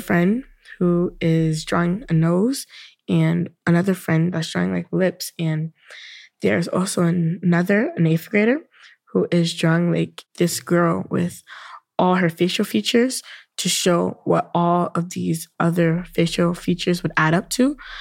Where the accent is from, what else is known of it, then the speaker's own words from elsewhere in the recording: New York City, New York, United States; I am also from Brooklyn